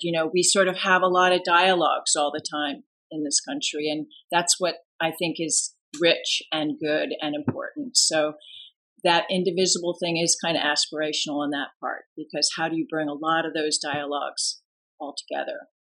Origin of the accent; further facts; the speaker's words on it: Washington, District of Columbia, United States; moved away; I grew up in Washington D.C., outside of Washington D.C.